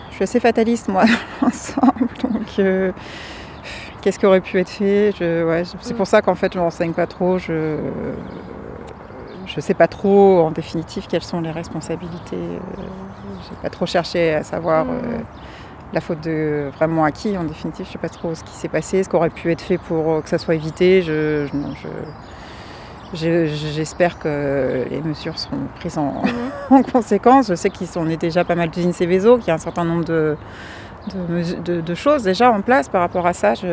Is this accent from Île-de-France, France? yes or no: no; Rouen, Normandy, France; Oui, je suis de Rouen, oui.